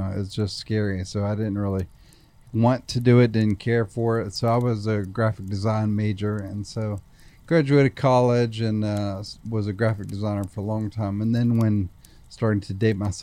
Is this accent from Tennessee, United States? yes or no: yes; Nashville, Tennessee, United States; I certainly love growing up here